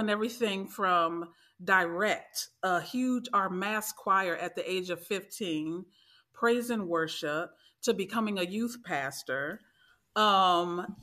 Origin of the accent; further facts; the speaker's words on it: Maryland, United States; I am from Maryland